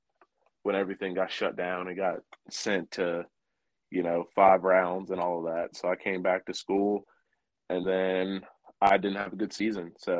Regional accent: Fayetteville, Georgia, United States; now in Atlanta, United States; I went to high school in Fayetteville, but now I live in Atlanta

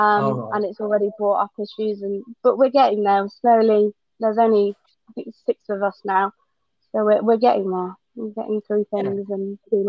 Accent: Surrey, South East England, United Kingdom; I was born in Surrey, so down in the south. But my mum is originally from Oxford

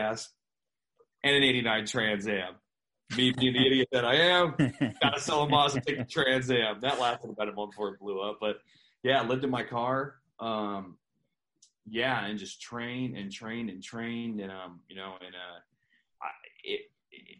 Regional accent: Pacific Northwest, United States; I'm from the Pacific Northwest. So I got to see, you know, Roddy Piper

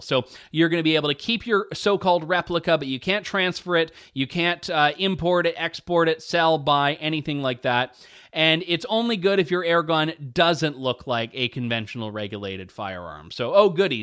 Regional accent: Ontario, Canada; I, I was raised in Ontario, and I've lived here uh, all of my life

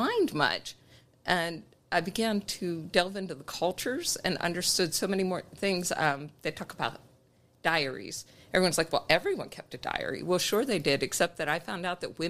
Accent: Pittsburgh, Pennsylvania, United States; moved away as an adult; I'm from Pittsburgh area, right outside of Pittsburgh

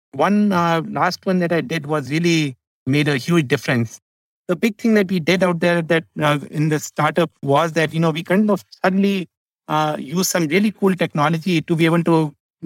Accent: India; I grew up in India

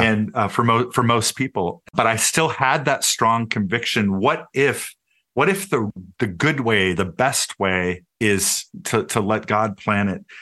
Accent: Minneapolis–Saint Paul, Minnesota, United States; I grew up in the Twin Cities

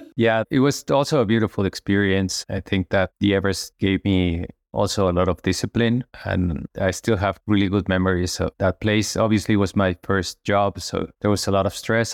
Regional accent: Mexico City, Mexico; I was raised in Mexico City just a normal kid going to school in a large city.

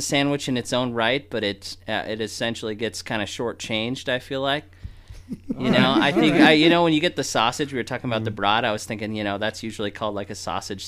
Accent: Reno, Nevada, United States; I grew up here in Reno, Nevada, born and raised.

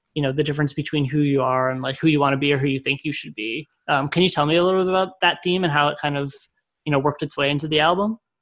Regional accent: Connecticut, United States; I'm from Connecticut

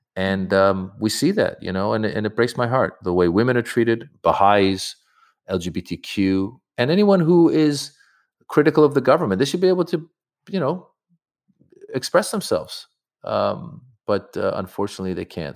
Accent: United States; I grew up in America, so I'm more comfortable doing comedy in English than I am doing it in Farsi.

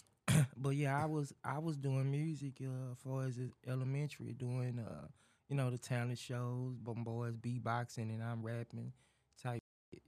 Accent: Dallas, Texas, United States; I'm from Dallas. Dallas, Fort Worth, West Dallas, to be exact, but yeah, D Town

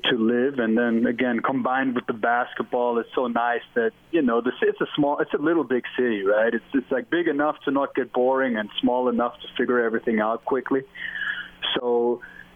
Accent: Germany; moved away; I'm from Germany

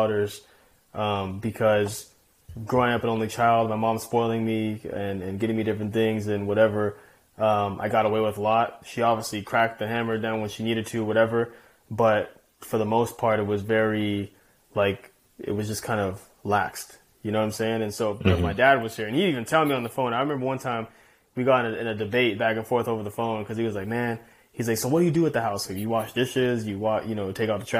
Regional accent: Chino Hills, California, United States; growing up in Chino Hills, spoiled, you know, my mom, only child

